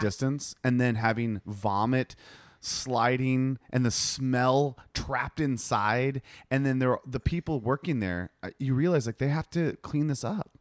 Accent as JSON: {"language": "English", "country": "United States", "moved": "yes", "said": "I'm American"}